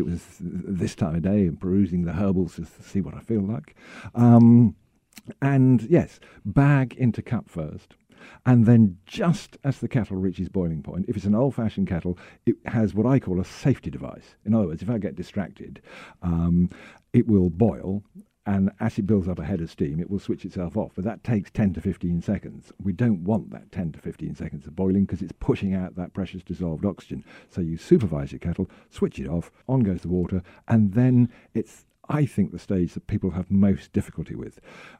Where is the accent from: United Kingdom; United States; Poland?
United Kingdom; Being very British, I have an electric kettle.